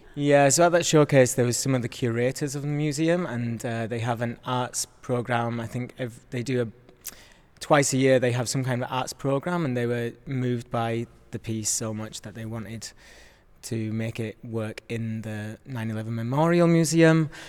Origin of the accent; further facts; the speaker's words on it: Yorkshire and the Humber, United Kingdom; I am from Yorkshire, so my family were able to come and see the work.